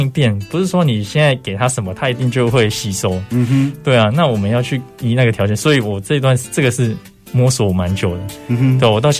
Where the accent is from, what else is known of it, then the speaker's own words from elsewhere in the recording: Zhongliao, Nantou County, Taiwan; moved away; 从小在那边长大，